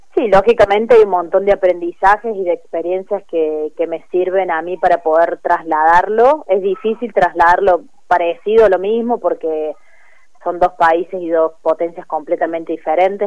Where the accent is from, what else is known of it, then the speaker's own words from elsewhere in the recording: Córdoba, Argentina; moved away as an adult; now in Río Cuarto, Argentina; yo me crié en Córdoba y los últimos seis años había estado un poco más lejos